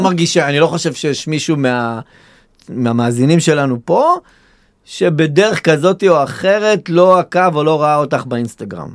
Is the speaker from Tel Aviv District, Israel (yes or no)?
no; Kiryat Gat, Southern District, Israel; גדלתי פה, ואכפת לי מהעיר